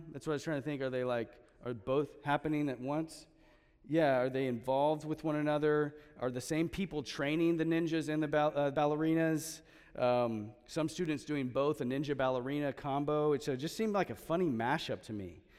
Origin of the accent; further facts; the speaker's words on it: Texas, United States; because we're transplants from Central Texas, HEB kind of just feels like home, okay?